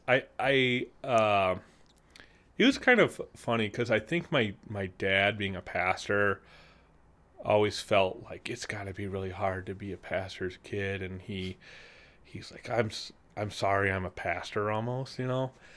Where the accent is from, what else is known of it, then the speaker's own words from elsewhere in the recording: Peru, Illinois, United States; I grew up in Peru, Illinois.